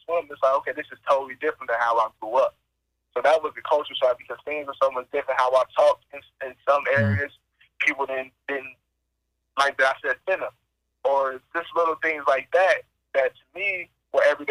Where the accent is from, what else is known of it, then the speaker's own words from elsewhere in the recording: Dayton, Ohio, United States; moved away as an adult; also born or lived in Illinois; I grew up in Dayton, Ohio.